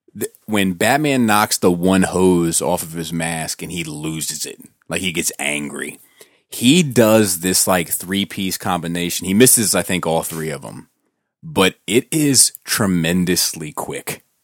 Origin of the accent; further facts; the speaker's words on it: Columbia, Maryland, United States; So we grew up in the same town. We grew up in Columbia.